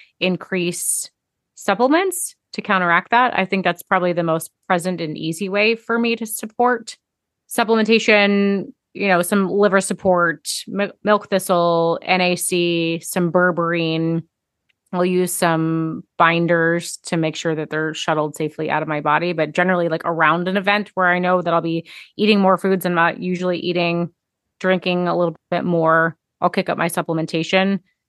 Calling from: Maryland, United States; tuning in from Maryland today.

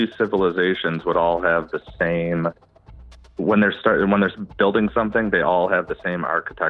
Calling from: Buffalo, New York, United States; I'm calling from, Buffalo area, Western New York.

